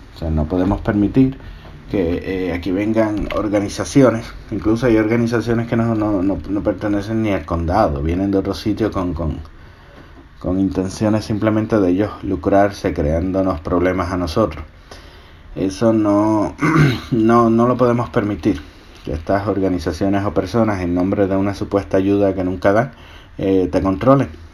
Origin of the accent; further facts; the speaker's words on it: Puerto Rico; now in Georgia, United States; mi isla Puerto Rico.